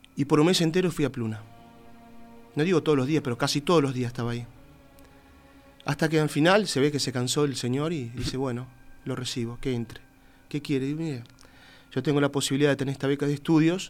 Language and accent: Spanish; Uruguay; moved away as an adult